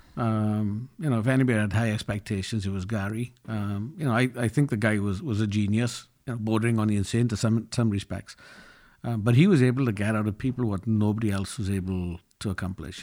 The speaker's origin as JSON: {"language": "English", "town": "Llanelli", "region": "Wales", "country": "United Kingdom", "tie": "born or raised there", "said": "I grew up in Wales in a working-class town, Llanelli, which is known for its steelworks and its rugby teams."}